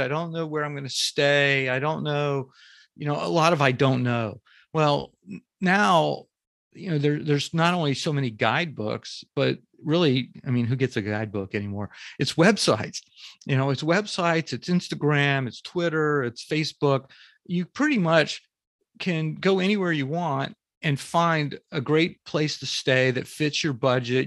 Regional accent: Jacksonville, Florida, United States; I grew up in Florida, in Jacksonville, Florida, which is the northeast part of the s, part of the state

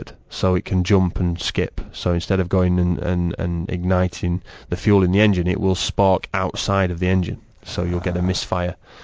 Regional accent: England, United Kingdom; As an Englishman

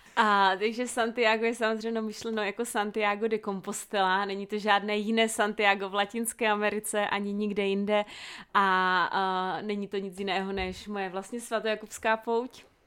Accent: South Moravian Region, Czechia; jsem z Jižní Moravy

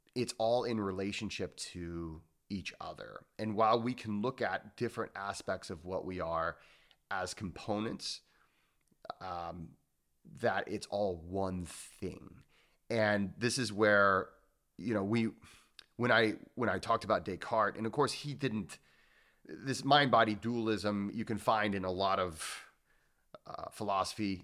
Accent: Midwest, United States; I grew up in the Midwest

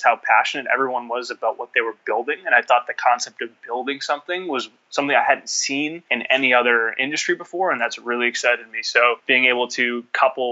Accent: Lowell, Massachusetts, United States; I'm from a town or a city, rather, just north of Boston called Lowell

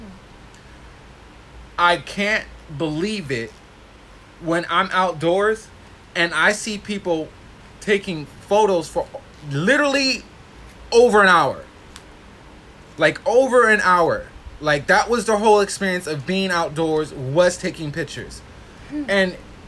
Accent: Hawaii, United States; I'm from Hawaii

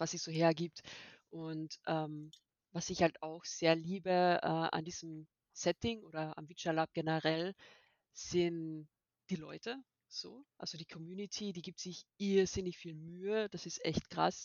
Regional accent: Austria; now in Germany; Ich komme genauso aus Österreich, wie man es vielleicht ein bisschen hören kann.

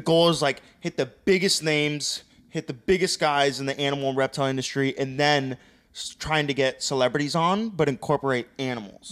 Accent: Loxahatchee, Florida, United States; we're all from Loxahatchee, bro. We grew up rough and tough

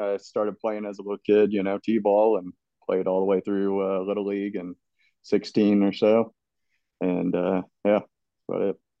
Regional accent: St. Louis, Missouri, United States; I was raised mostly in St. Louis.

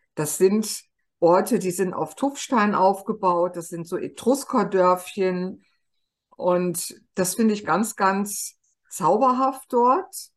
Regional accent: Germany; bei uns in Deutschland

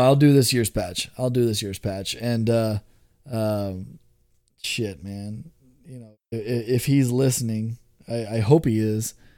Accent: Houston, Texas, United States; moved away as an adult; now in Portland, United States; I was born and raised in Southwest Houston

